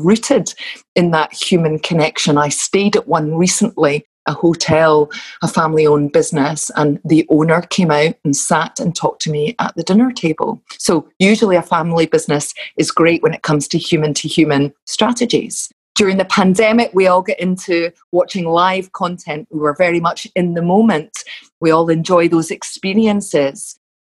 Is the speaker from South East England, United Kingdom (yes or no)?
no; Glasgow, Scotland, United Kingdom; accent: Glasgow; my Glasgow vocabulary may come through